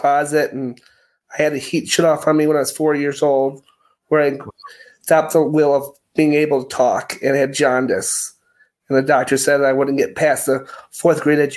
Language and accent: English; McHenry County, Illinois, United States; I'm originally from McHenry County, Illinois, Woodstock and Harvard's about 20 minutes from the Wisconsin border.